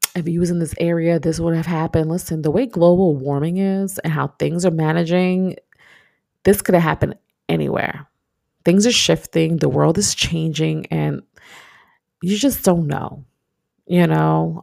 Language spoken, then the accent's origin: English; New York, United States; moved away as an adult; now in Texas, United States; I'm from New York, so it gets cold.